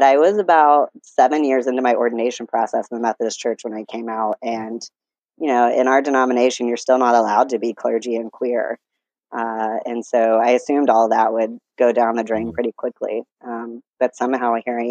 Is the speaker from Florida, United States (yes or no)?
yes; Pensacola, Florida, United States; I grew up in Pensacola, Florida, all the way through college